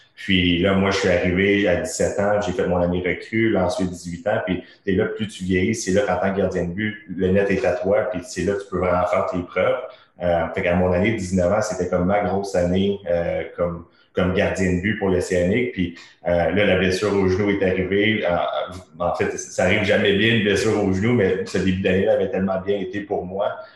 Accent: Terrebonne, Quebec, Canada; moi je suis originaire de Terrebonne.

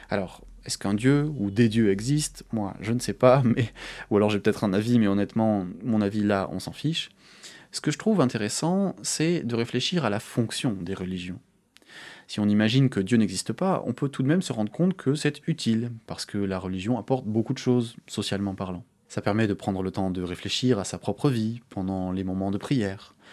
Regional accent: France; Je suis français. Et ça me donne accès à des droits, par exemple.

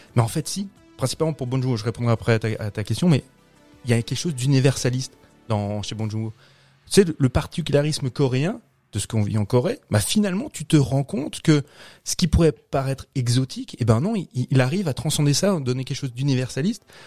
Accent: France; nous, Français

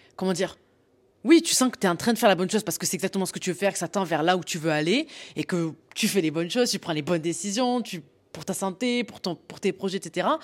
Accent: the South, southern France, France; je viens du Sud

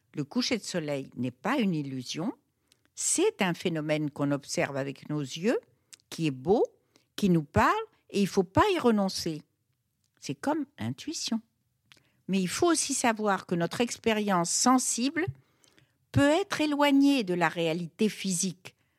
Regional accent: Fez, Fès-Meknès, Morocco; now in Paris, France; je suis née au Maroc en 1943, qui était un monde totalement féodal, et plus précisément la ville où j'étais, la ville de Fès

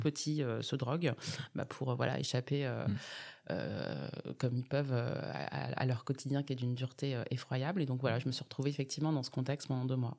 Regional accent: Bondy, Île-de-France, France; also born or lived in Grenoble; je suis née à Bondy. J'ai grandi dans cette ville jusqu'à mes 20 ans.

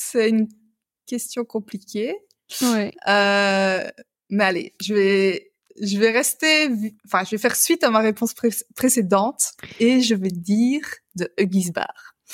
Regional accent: Belgium; je suis belge

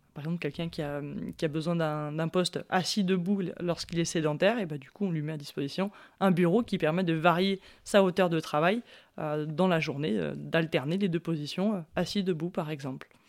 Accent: Chambéry, Auvergne-Rhône-Alpes, France; je suis native de Chambéry.

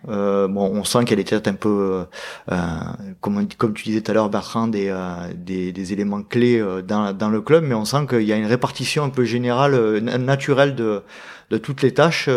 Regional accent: Aix-en-Provence, Provence-Alpes-Côte d'Azur, France; je suis breton d'origine, mais de mes parents. Moi, je suis né, je suis né ici, hein, je suis né à Aix-en-Provence

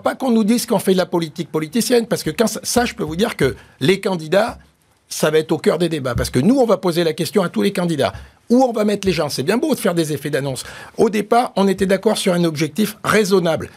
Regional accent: Auvergne-Rhône-Alpes, France; je suis un Auvergnat

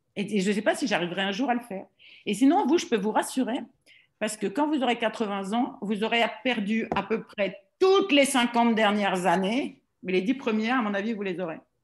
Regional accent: Roubaix, Hauts-de-France, France; moved away as an adult; now in Paris, France; quand je suis arrivée à Paris du nord de la France

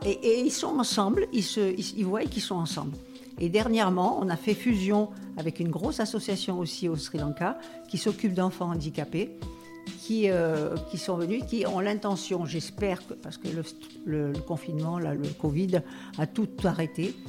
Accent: Algeria; now in France; mon enfance, je, je suis née en Algérie

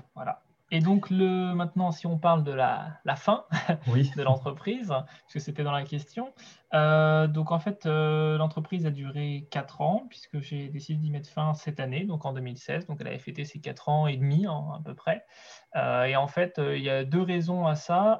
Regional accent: Brittany, France; moved away as an adult; also born or lived in Angers; now in Segré, France; je suis originaire de Bretagne à la base

